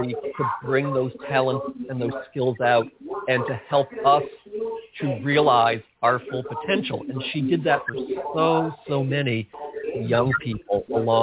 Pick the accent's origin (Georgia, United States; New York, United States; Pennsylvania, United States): New York, United States; outside of New York City, United States; I grew up outside of New York City, and I listened to all those great New York DJs growing up